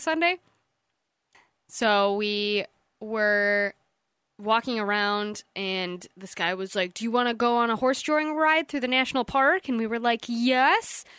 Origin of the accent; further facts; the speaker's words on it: East Jordan, Michigan, United States; we're from the East Jordan area